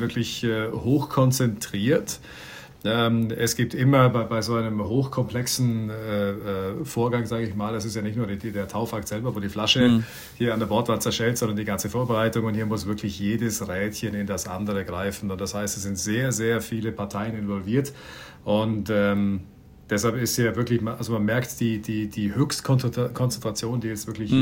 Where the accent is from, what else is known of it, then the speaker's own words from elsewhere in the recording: Bregenz, Vorarlberg, Austria; geboren und aufgewachsen in Bregenz am Bodensee